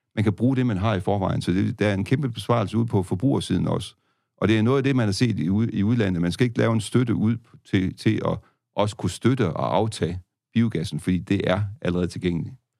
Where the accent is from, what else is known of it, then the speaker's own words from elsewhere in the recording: Denmark; som danskere